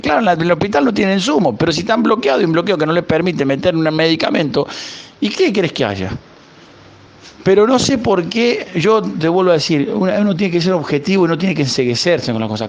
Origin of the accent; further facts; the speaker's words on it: Huinca Renancó, Córdoba, Argentina; also born or lived in Málaga, Spain; now in Isla de la Juventud, Cuba; Yo soy oriundo de Huincarnancó, provincia de Córdoba, al sur de Córdoba.